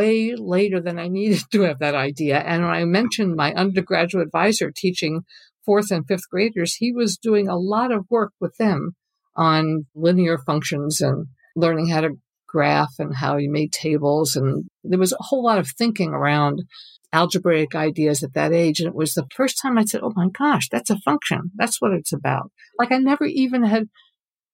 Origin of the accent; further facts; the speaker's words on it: New York, United States; now in Sausalito, United States; I grew up in New York State